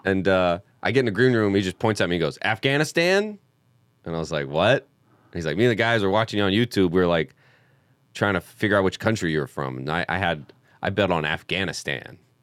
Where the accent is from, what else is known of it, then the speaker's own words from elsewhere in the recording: the South, United States; moved away as an adult; now in Los Angeles, United States; I was homeschooled and from the South